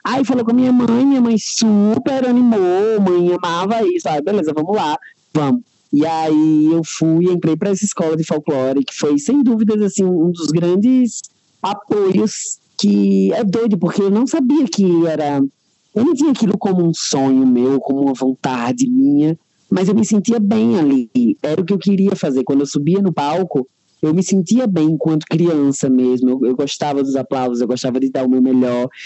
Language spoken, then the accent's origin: Portuguese; Natal, Rio Grande do Norte, Brazil; que tenho 24 anos e sou artista. Eu sou de Natal, Rio Grande do Norte.